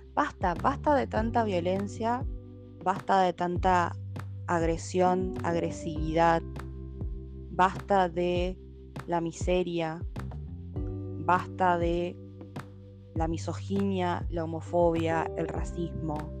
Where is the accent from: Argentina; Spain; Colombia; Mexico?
Argentina; Santo Tomé; Soy de Santo Tomé, nacida acá en Santo Tomé y vivo en Santo Tomé.